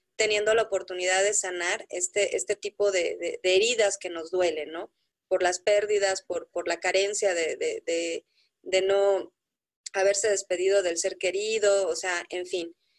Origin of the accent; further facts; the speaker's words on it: Mexico; como mexicanos